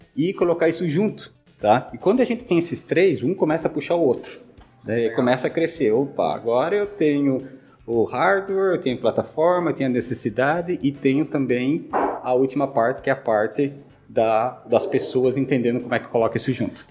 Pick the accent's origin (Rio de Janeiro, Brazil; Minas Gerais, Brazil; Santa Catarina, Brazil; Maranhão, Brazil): Santa Catarina, Brazil; Joinville; moved away as an adult; also born or lived in United States; sou de Santa Catarina, sou joinvilense. Nasci lá na cidade, é, eduquei, uh, estudei lá, fiz engenharia